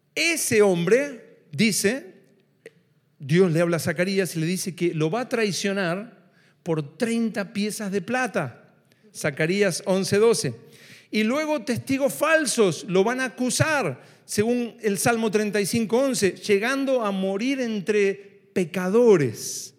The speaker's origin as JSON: {"language": "Spanish", "country": "Argentina"}